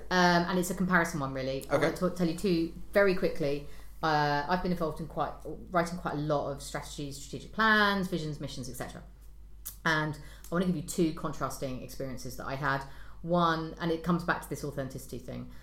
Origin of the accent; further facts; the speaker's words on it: United Kingdom; I'm British